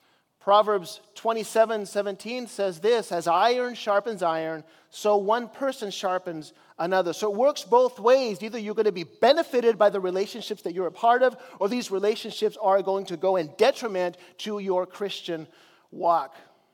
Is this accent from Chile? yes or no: yes; Chile; because I grew up in Chile as a missionary